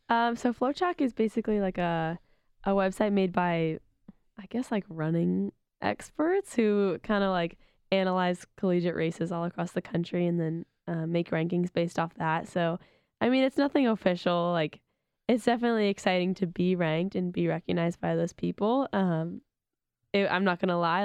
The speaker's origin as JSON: {"language": "English", "town": "Sacramento", "region": "California", "country": "United States", "tie": "born or raised there", "moved": "as an adult", "said": "being back in my hometown"}